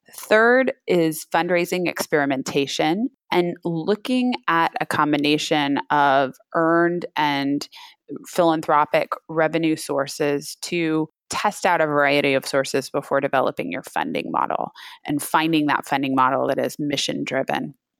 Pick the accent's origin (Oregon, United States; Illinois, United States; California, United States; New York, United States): California, United States; Napa; also born or lived in San Francisco, California; I grew up in Napa, California, wine country